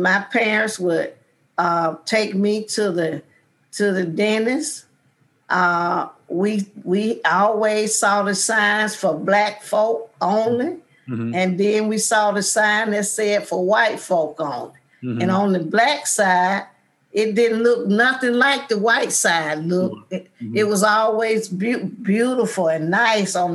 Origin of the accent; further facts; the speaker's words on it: Selma, Alabama, United States; I grew up in George Washington Carver Projects